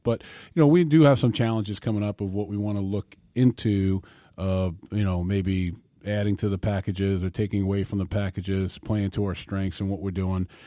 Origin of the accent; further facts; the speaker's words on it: New York, United States; growing up in New York